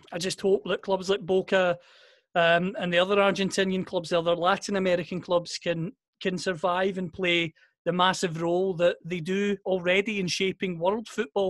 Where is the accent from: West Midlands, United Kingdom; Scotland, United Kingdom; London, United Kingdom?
Scotland, United Kingdom; I'm from Scotland